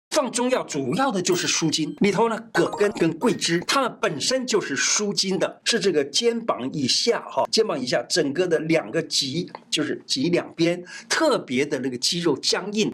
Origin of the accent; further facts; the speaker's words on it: Taiwan; 我们台湾人